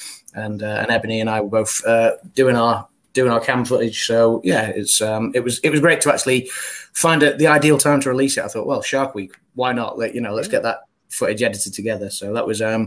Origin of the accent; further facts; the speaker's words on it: England, United Kingdom; we're English